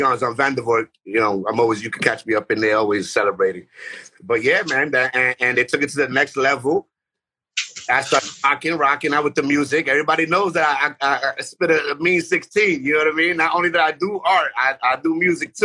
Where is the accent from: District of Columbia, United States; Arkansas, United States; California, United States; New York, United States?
New York, United States; New York City; also born or lived in Bedford-Stuyvesant, Brooklyn / Puerto Rico; growing up in Bushwick, Myrtle and Broadway section, Arion Place